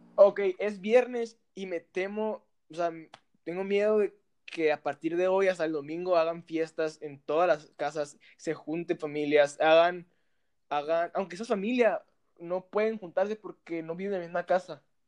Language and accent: Spanish; Mexicali, Baja California, Mexico; Somos originarios de Mexicali, Baja California.